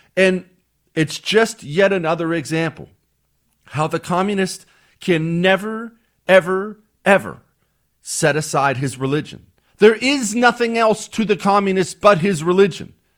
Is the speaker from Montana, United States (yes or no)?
yes; Montana, United States; now in Texas, United States; I grew up in Montana.